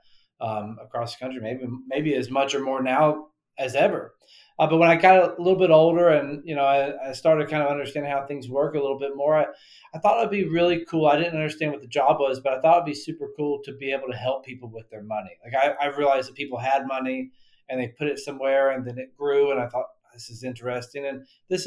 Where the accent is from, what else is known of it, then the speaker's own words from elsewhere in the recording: Western North Carolina, United States; I grew up in Western North Carolina